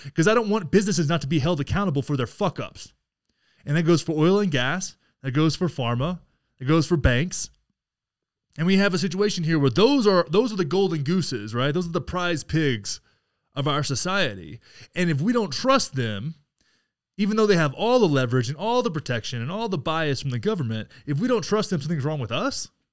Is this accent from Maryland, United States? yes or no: no; Texas, United States; proud of my home state here